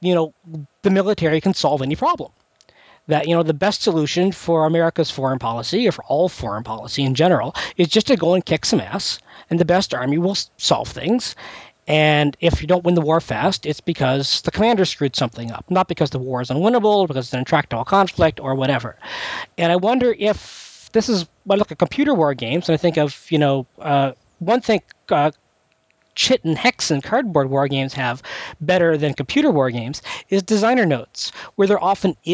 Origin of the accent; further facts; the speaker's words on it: Canada; now in United States; I'm Canadian